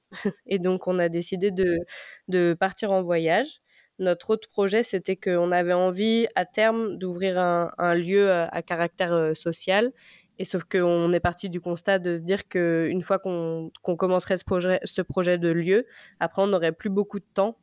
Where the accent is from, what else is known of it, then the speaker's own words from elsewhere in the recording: a small village south of Rennes, Brittany, France; j'ai 29 ans et je viens d'un petit village au sud de Rennes.